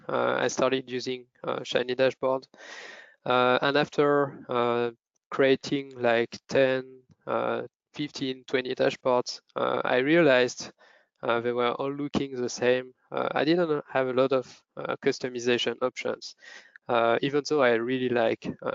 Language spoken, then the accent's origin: English; France; moved away as an adult; also born or lived in Lyon / Paris; now in Zurich, Switzerland; I was born in France 28 years ago.